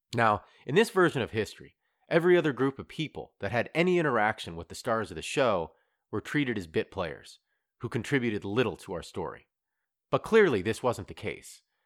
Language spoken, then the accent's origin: English; Ohio, United States; moved away as an adult; also born or lived in New York City; now in Halifax, Canada; I grew up in Ohio. I moved to New York City when I was twenty-two, and now I live in Halifax, Nova Scotia